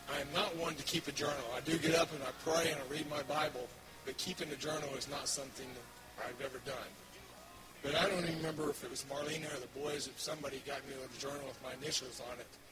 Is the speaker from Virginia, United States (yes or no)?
no; Oklahoma, United States; was born and raised in Oklahoma on a farm